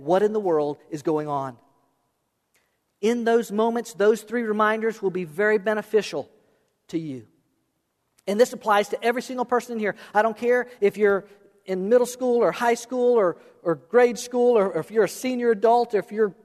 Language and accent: English; South Florida, United States; also born or lived in Okeechobee; I was born and raised in South Florida